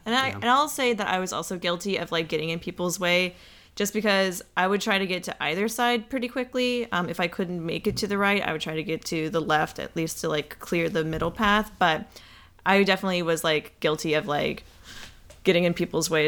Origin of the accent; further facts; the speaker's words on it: Atlanta, Georgia, United States; we're from Atlanta